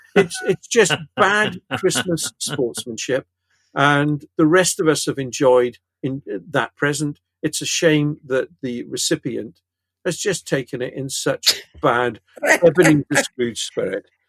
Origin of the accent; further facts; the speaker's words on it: Pontypridd, Wales, United Kingdom; where I grew up in Pontypridd, we had two cinemas, the White Palace and the County